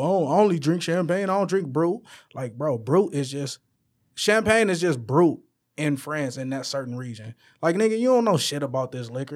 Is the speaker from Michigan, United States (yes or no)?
yes; Detroit, Michigan, United States; I'm from the west side of Detroit. I'm from Puritan, between Illinois and Wyoming